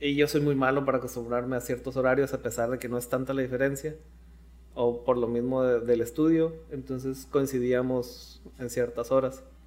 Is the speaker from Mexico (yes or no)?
yes; La Paz, Baja California Sur, Mexico; moved away as an adult; now in Mexicali, Mexico; salí de La Paz y llegué a Mexicali, pues caí blandito, ¿no? O sea, no llegué a, a rentar con alguien desconocido. Llegué aquí con mis abuelos